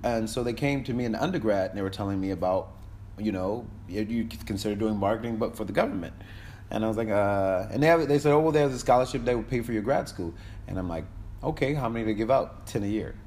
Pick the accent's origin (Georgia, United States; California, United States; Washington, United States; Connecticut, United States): Connecticut, United States; Hartford; moved away as an adult; now in Kingston, Jamaica; I was born in Hartford, Connecticut